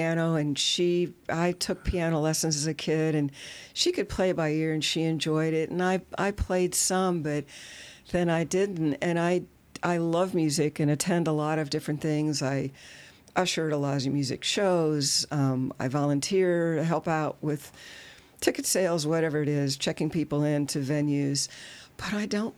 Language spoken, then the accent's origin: English; Louisville, Kentucky, United States; also born or lived in Washington, D.C.; now in Louisville, United States; I grew up in Louisville, I lived most of my life in the D.C. area